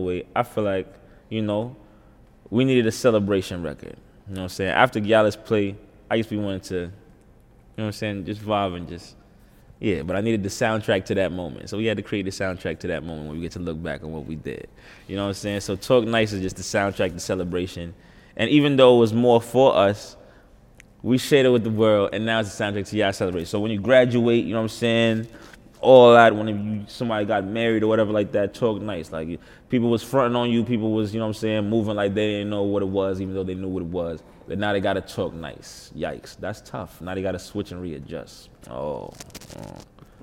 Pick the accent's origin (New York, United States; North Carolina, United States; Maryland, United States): New York, United States; New York City; I'm from Uptown